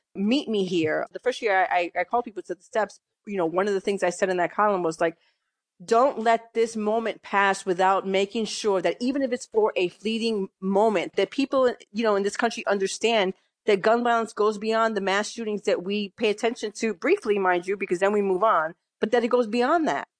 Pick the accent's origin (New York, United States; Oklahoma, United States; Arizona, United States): New York, United States; New York City; moved away as an adult; also born or lived in Massachusetts / Connecticut; now in Philadelphia, United States; I grew up in New York, mostly in the Bronx